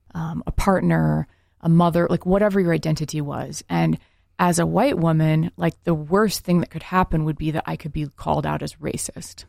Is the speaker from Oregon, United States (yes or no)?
yes; rural Oregon, United States; I grew up in a all white town, like rural Oregon